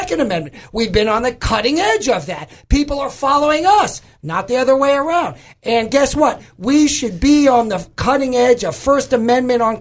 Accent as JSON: {"language": "English", "region": "New York", "country": "United States", "moved": "yes", "lives_now": "Arkansas, United States", "said": "I'm originally from New York"}